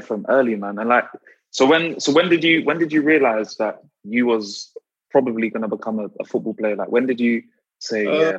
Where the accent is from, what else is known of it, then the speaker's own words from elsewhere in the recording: London, United Kingdom; growing up in South as well, like coming from them areas.